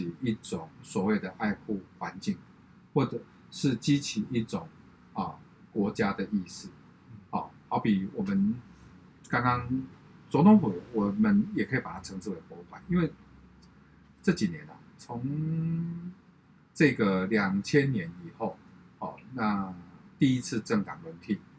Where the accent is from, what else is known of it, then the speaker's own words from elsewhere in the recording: Taiwan; 因为我看完以后我很骄傲，我要告诉人家我是台湾人。